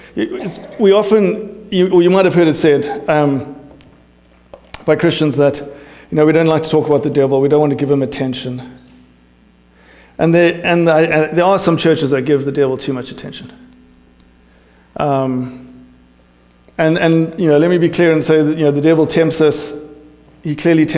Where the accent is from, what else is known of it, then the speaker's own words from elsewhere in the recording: South Africa; moved away; I'm South African English